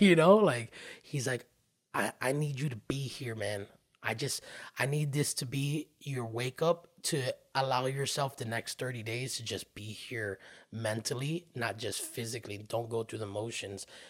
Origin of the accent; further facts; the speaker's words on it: Miami, Florida, United States; also born or lived in Hollywood, Florida; born and raised in the Miami area, we moved to Hollywood in the middle of eleventh grade